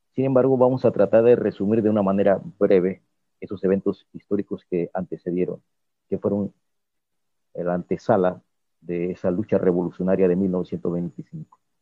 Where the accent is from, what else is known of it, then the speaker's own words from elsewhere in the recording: Playón, Guna Yala, Panama; como yo soy de Playón